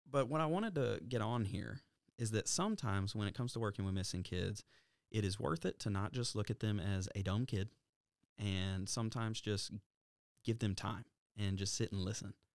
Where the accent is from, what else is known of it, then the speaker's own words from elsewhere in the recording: Alabama, United States; we're from Alabama